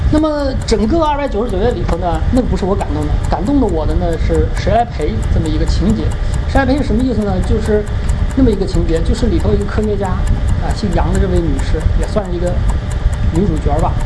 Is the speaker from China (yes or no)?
yes; China; 因为我是中国人，虽然我没经历过那个十年动乱，但是我感受得到这种历史纠结